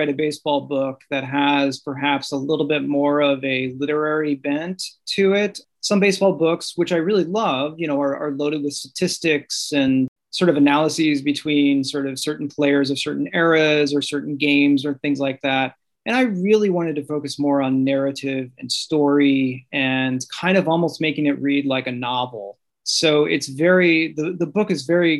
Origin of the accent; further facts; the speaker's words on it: Southern Illinois, United States; moved away as an adult; also born or lived in St. Louis; now in New York City, United States; I'm from Southern Illinois. I'm from a small town, not unlike the one that Bob Feller grew up in. It is a farming community in the southern part of the state, closer to St. Louis